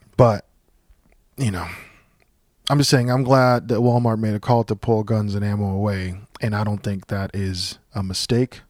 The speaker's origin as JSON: {"language": "English", "country": "Puerto Rico", "tie": "born or raised there", "moved": "yes", "said": "I grew up in Puerto Rico."}